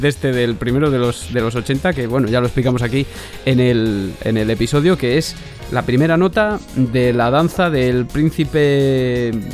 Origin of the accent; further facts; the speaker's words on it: Castile and León, Spain; yo soy castellano, castellano leonés de, siempre